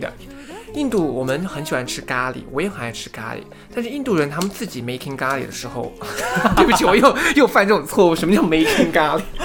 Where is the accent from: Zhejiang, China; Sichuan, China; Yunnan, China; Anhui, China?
Yunnan, China; moved away as an adult; now in United States; 我的家乡是在，呃，云南那边